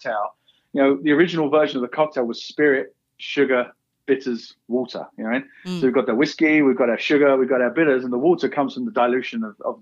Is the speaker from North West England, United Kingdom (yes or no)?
no; Essex, East of England, United Kingdom; moved away as an adult; now in Park City, United States; So originally I'm from England, Essex, just east of London